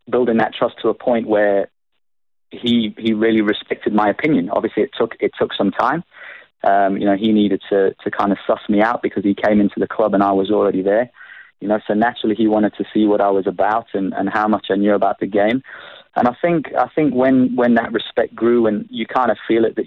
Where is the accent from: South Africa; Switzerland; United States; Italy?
South Africa; accent: a bit of a twinge of an English accent; also born or lived in Nottinghamshire, England; So I was born in the UK, born in Nottinghamshire, and came to South Africa with my parents when I was 5 years old. So pretty much more South African than I am English